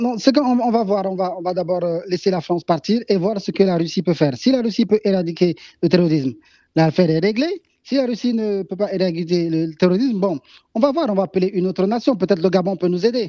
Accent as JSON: {"language": "French", "country": "Mali", "said": "en tant que Malien"}